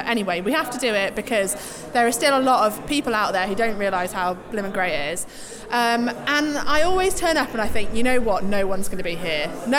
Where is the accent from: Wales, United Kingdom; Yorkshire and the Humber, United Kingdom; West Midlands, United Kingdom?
Yorkshire and the Humber, United Kingdom; I'm from Yorkshire.